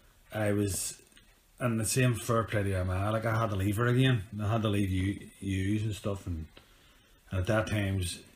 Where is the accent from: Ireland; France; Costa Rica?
Ireland; I'm on a way fighter anyway. I'm from Ireland.